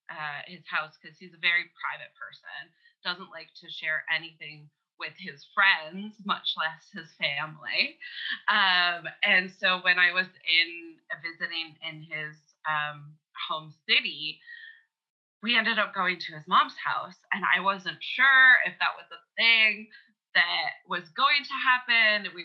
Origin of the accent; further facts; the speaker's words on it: Canada; we're both Canadian as well